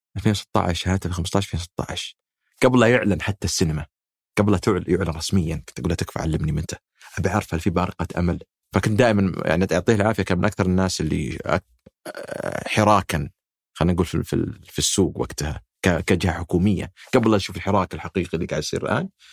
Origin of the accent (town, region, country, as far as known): Saudi Arabia